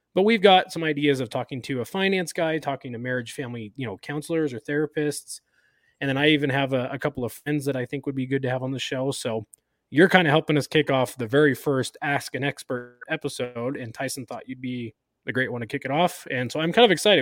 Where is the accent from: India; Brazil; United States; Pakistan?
United States; Sacramento, California; I had a family doctor growing up in Sacramento where I grew up